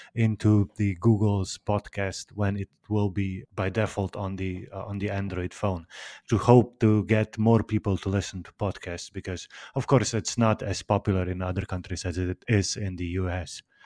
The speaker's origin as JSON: {"language": "English", "country": "Slovenia", "said": "I'm from Slovenia"}